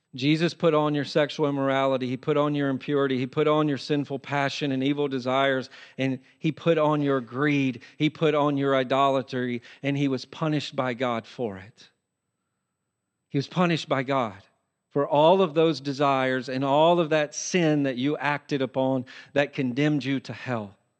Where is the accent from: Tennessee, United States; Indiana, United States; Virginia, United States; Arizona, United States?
Tennessee, United States; I used to do this growing up in Tennessee.